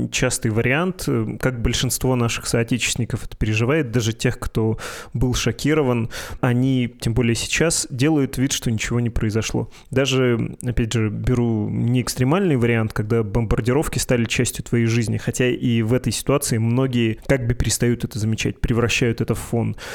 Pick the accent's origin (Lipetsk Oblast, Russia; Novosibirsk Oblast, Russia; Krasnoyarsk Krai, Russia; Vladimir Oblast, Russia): Novosibirsk Oblast, Russia; Novosibirsk; Где я э, из Новосибирска, а где Белгородская область или там Украины и все вот это.